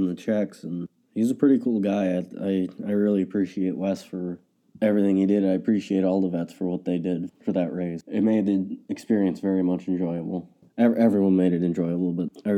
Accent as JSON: {"language": "English", "area": "Ransom County", "region": "North Dakota", "country": "United States", "said": "I'm from Ransom County, North Dakota."}